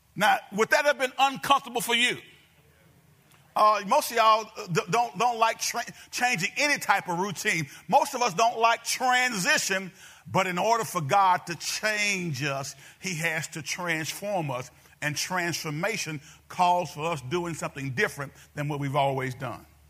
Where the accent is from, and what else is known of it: United States